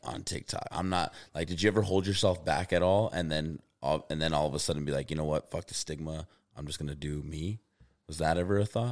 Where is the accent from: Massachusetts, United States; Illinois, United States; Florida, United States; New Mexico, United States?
New Mexico, United States; Albuquerque; also born or lived in Oklahoma; I'm from Albuquerque, New Mexico